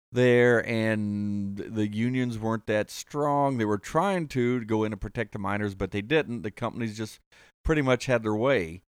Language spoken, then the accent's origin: English; Columbus, Ohio, United States; also born or lived in Martin County, Kentucky; I grew up in Columbus. The family was from Martin County